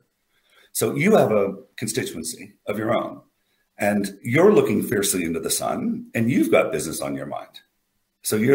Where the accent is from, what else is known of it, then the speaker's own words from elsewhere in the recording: United States; I'm an American